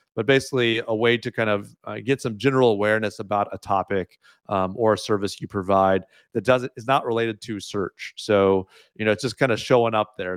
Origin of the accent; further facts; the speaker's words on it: United States; moved away as an adult; now in Canada; having grown up in the U S